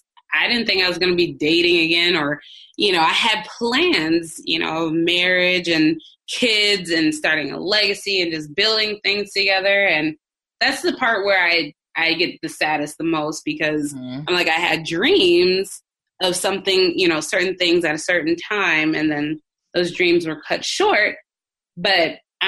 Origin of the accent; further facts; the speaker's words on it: Minneapolis, Minnesota, United States; moved away as an adult; now in Dallas, United States; I come from Minneapolis and everything's like a 20-minute drive everywhere you go